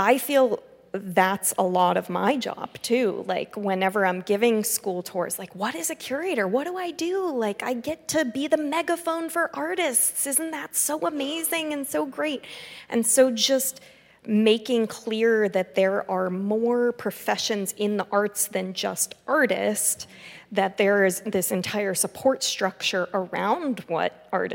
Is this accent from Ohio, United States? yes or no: yes; Youngstown, Ohio, United States; I grew up in Youngstown, Ohio